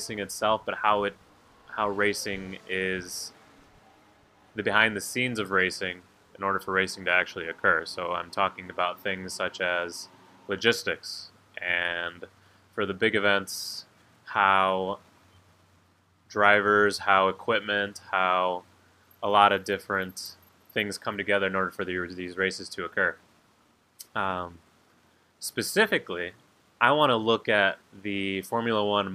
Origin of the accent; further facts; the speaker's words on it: St. Charles, Illinois, United States; where I grew up in St. Charles